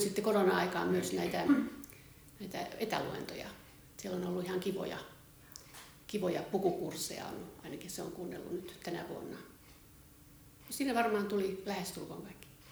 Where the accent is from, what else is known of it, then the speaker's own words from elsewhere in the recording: Laukaa, Central Finland, Finland; moved away as an adult; also born or lived in Espoo; mä oon syntyperäinen laukaalainen ja mä oon lukioaikaan ollut kansalaisopiston pukuompelussa.